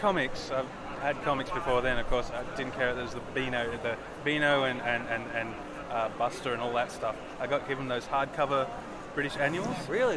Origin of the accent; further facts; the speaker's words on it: Canberra, Australian Capital Territory, Australia; moved away as an adult; now in Melbourne, Australia; I'm from Canberra where I, have been drawing comics for about 16 years now